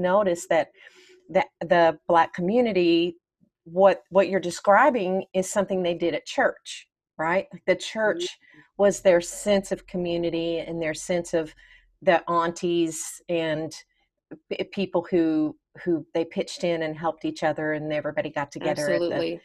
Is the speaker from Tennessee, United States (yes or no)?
yes; Nashville, Tennessee, United States; I grew up in Nashville, Tennessee. That's where I'm from